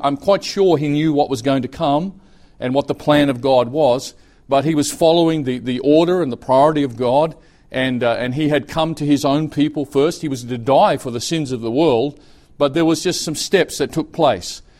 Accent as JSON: {"language": "English", "country": "Australia", "also_born_or_lived": "Brisbane, Australia", "moved": "as an adult", "lives_now": "Thailand", "said": "I'm Australian"}